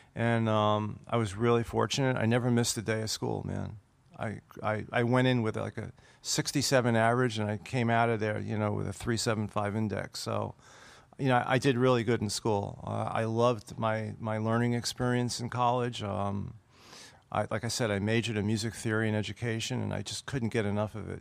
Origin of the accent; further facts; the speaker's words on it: Brooklyn, New York, United States; I'm from Brooklyn